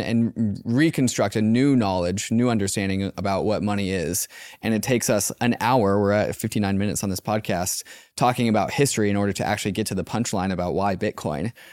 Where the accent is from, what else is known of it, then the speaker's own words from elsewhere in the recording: United States; growing up in the United States